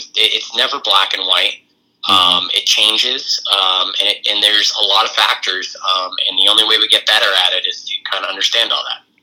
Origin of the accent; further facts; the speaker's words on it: just outside of Boston, Massachusetts, United States; I grew up just outside of Boston